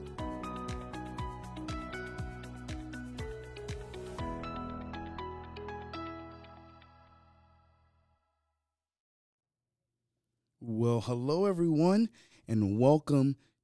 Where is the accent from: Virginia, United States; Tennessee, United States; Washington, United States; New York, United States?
Virginia, United States; Hampton; born and raised in Hampton, Virginia